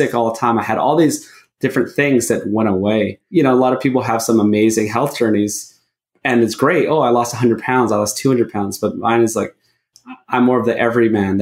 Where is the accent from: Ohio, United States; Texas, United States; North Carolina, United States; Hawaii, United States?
Hawaii, United States; moved away; also born or lived in Los Angeles, California; I grew up in Hawaii